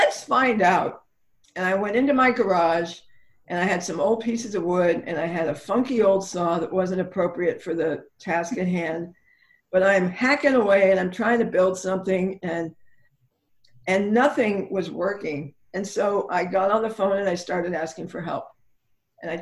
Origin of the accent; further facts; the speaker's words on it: Ireland; I'm Irish